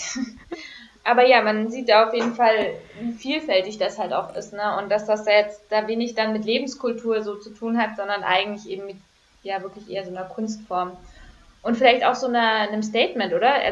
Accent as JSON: {"language": "German", "country": "Germany", "tie": "born or raised there", "said": "weil ich bin ja in Deutschland groß geworden"}